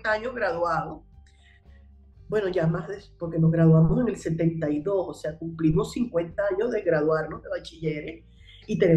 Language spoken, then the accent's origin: Spanish; Caracas, Capital District, Venezuela; Sí, yo soy caraqueñísima, yo nací en la calle El Medio, del Prado María. La parroquia Santa Rosalía